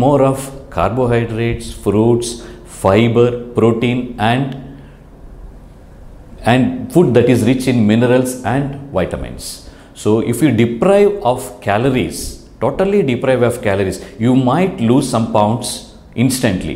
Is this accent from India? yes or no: yes; India; Being an Indian